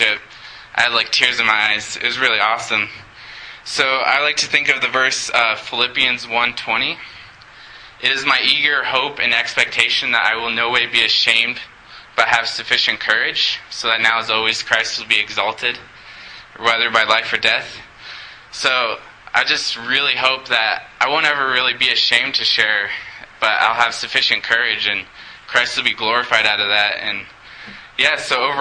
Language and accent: English; Montrose, Colorado, United States; I was born and raised in Montrose